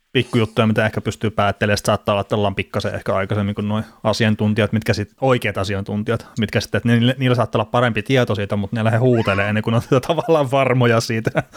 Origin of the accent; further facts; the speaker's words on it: Varkaus, North Savo, Finland; accent: Savo; kai mäkin puhun omalla tavallaan Savoa sitten. Vaikka mun mielestä sitten tuolta Varkaudesta, mistä mä oon kotoisin